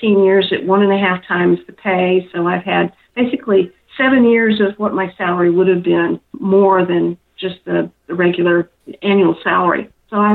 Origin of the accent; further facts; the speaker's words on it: North Carolina, United States; moved away; I'm originally from North Carolina.